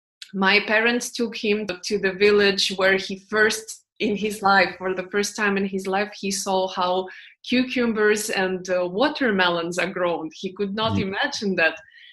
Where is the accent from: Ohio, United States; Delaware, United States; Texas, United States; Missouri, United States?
Texas, United States; Houston; growing up in Houston, being a kid of Filipino immigrants. I will tell you one thing, what I personally use a lot from Houston